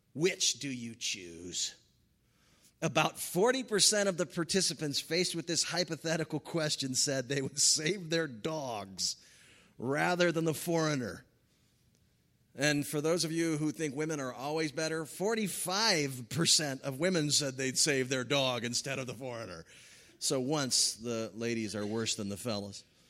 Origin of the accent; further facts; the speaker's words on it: California, United States; as a Californian